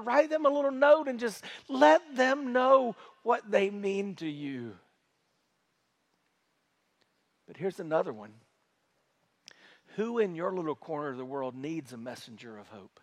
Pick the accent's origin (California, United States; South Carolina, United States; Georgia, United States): South Carolina, United States; moved away; where I grew up in South Carolina